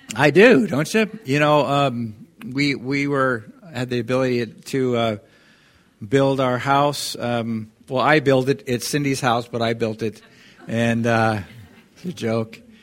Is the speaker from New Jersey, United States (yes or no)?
no; Kirkland, Washington, United States; moved away as an adult; also born or lived in Irrigon, Oregon; I grew up in Seattle, you know, the, in Kirkland.